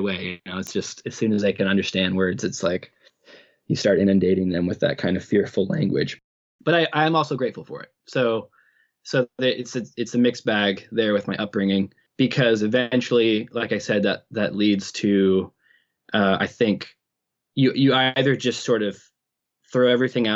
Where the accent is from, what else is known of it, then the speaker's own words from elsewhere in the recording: Midwest, United States; I was raised in the Midwest in a very conservative Baptist home